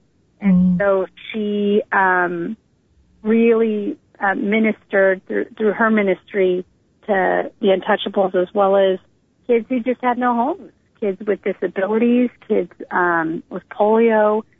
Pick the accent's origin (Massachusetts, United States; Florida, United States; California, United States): California, United States; Northern; also born or lived in New Delhi, India; I grew up in Northern California in a family of 9, 7 which were adopted, but luckily I was adopted with my twin sister.